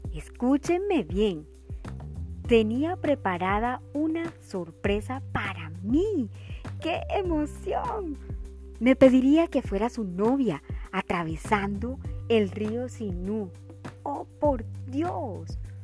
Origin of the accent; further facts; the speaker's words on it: Montería, Córdoba, Colombia; Montería, mi tierra del alma